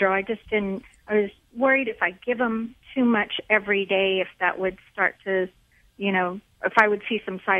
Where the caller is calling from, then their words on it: San Antonio, Texas, United States; San Antonio, Texas.